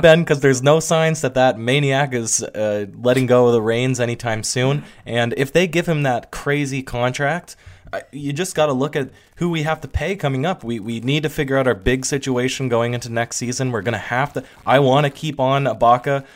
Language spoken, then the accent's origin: English; Newfoundland and Labrador, Canada; we are from Newfoundland